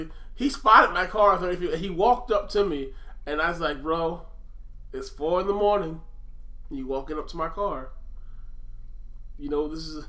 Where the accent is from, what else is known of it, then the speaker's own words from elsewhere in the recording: New Jersey, United States; now in Pennsylvania, United States; I grew up in Jersey, and then I went back to Pennsylvania.